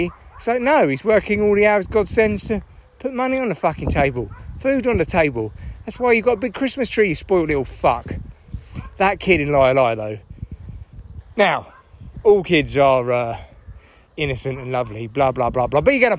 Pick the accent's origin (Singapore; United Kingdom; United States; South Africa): United Kingdom; I'm British